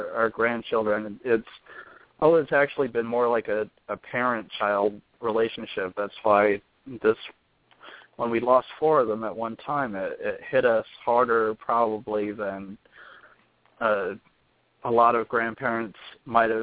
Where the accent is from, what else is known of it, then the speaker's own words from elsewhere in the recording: Long Island, New York, United States; moved away as an adult; also born or lived in Newburgh, New York; now in Poughkeepsie, United States; I'm originally from Long Island.